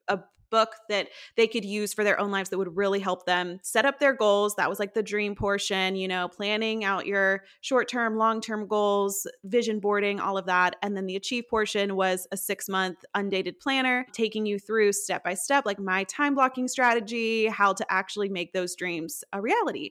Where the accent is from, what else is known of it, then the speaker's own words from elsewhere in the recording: Tennessee, United States; also born or lived in Nashville; I'm from Tennessee, I currently l, and have lived in Nashville for about five years